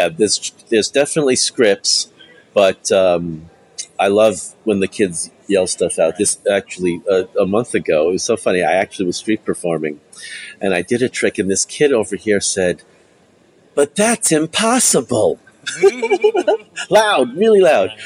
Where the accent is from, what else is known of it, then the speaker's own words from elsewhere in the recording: New York City, New York, United States; I grew up in New York City